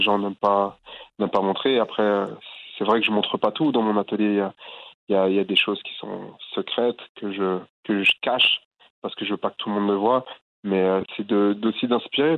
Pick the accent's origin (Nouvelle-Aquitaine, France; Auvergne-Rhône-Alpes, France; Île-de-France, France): Île-de-France, France; Boulogne-Billancourt; c'est là où j'ai grandi